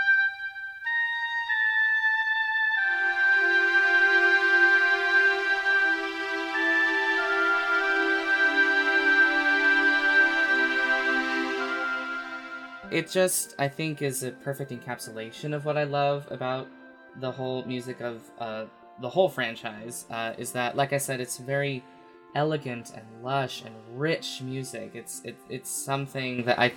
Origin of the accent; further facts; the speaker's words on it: United States; also born or lived in Las Vegas; I, live in the USA, I'm American